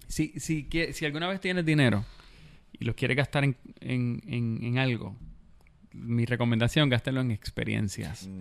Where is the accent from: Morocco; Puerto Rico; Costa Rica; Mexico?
Puerto Rico; Bayamón; Yo soy de Bayamón y yo crecí en los 80.